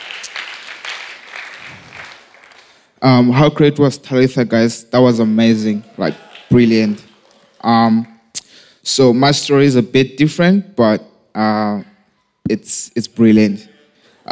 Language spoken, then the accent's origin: English; Lesotho; I was born and raised in Lesotho, South Africa